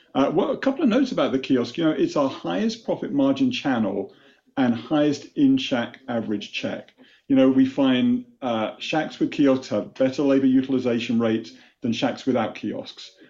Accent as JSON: {"language": "English", "country": "United Kingdom", "tie": "born or raised there", "moved": "as an adult", "lives_now": "United States", "said": "you wouldn't know it from my Boston accent, but I was born and raised in the UK"}